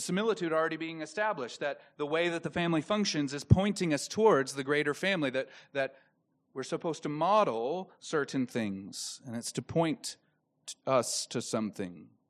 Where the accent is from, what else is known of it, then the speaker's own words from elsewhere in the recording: Dallas Fort Worth area, Texas, United States; I'm from the Dallas Fort Worth area